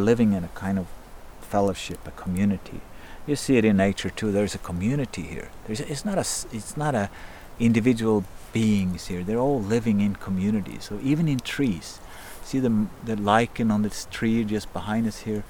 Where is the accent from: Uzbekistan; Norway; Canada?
Norway; Kongsberg, Buskerud; also born or lived in Berkeley, United States; I grew up in Kongsberg, not far from here, just surrounded by forest